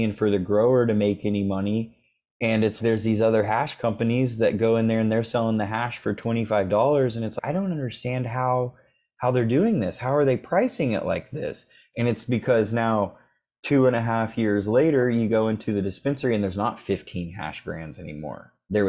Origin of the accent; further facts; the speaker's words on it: Oklahoma, United States; I'm from Oklahoma